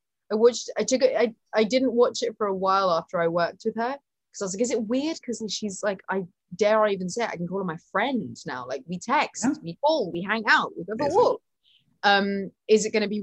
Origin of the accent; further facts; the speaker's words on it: United Kingdom; I'm British.